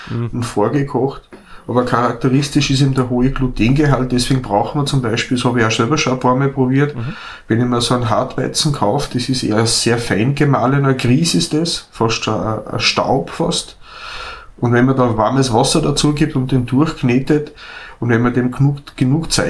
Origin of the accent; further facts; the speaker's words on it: Austria; in Norditalien werden Spaghetti, so wie bei uns